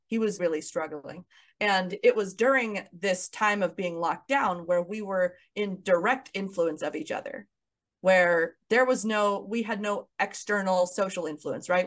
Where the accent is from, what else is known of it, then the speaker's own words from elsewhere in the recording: Kansas City, United States; moved away as an adult; also born or lived in Los Angeles, California; my hometown of Kansas City